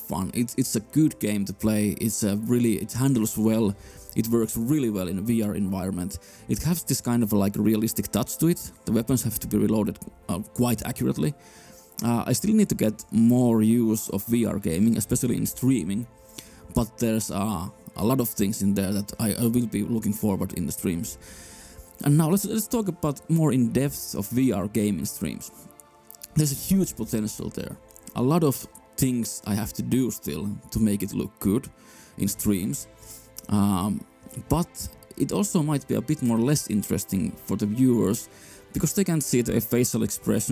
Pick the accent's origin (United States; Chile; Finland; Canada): Finland; I'm from Finland